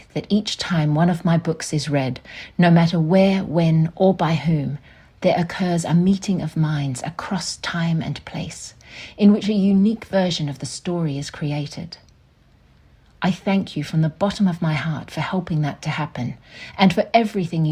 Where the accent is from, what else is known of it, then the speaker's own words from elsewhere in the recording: Tamborine Mountain, Queensland, Australia; Growing up on Tambourine Mountain, a small, misty village in the beautiful subtropical rainforest of southeast Queensland